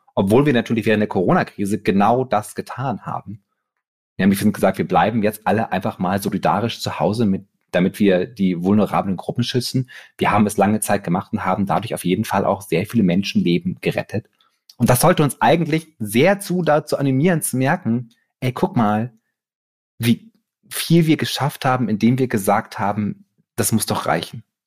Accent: Bremen, Germany; moved away; ich komme halt aus Bremen

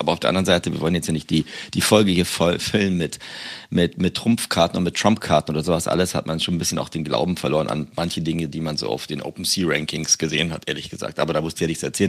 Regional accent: Berlin, Germany; moved away; ich bin jetzt in meiner Heimat

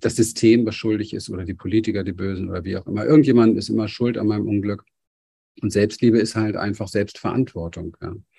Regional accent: Berlin, Germany; ich bin in Berlin an der Mauer aufgewachsen, in einem sehr armen Viertel.

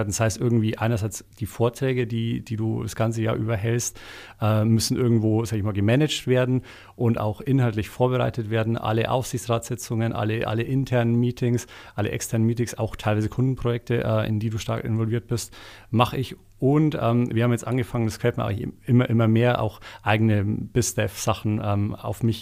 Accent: Bavaria, Germany; Ich komme nicht mal aus Eichstätt selber, sondern aus einem kleinen Dorf in der Nähe davon deshalb äh, ist natürlich ähm, mit dem Dialekt auch so eine, so eine Sache, den wird man dann nicht mehr los, wenn man in so einem äh, Mikrokosmos aufgewachsen

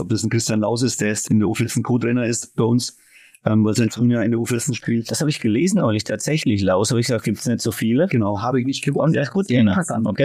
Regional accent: Eltingshausen, Bavaria, Germany; now in Elfershausen, Germany; weil es mein Heimatort ist

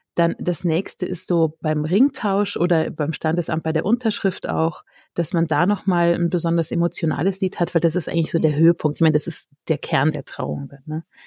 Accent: near Cologne, North Rhine-Westphalia, Germany; now in Austria; komme ich aus dem Rheinland ursprünglich, aus der Nähe von Köln

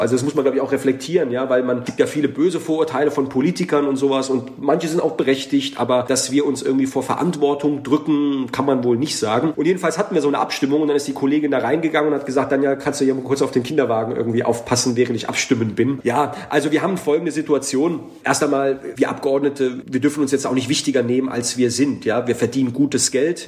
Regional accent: Heidelberg, Baden-Württemberg, Germany; ich bin nicht von hier, ich komme aus Heidelberg. Ja, so, Heidelberg, aber wo bist du denn eingewandert? So, ich bin eingewandert über den Kreissaal des Krankenhauses in Heidelberg

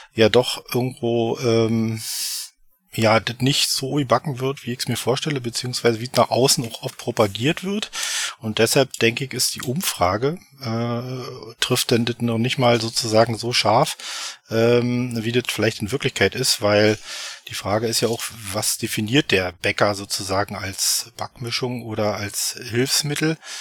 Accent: Eberswalde, Brandenburg, Germany; komme aus Eberswalde, das 50 Kilometer nordöstlich von Berlin, also hier im wunderschönen Brandenburg.

